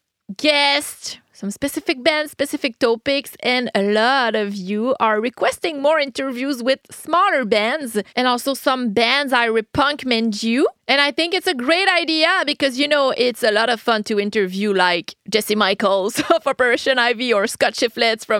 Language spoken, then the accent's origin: English; Quebec City, Quebec, Canada; in Quebec City where my first local influences were guys that were on the same high school or the same college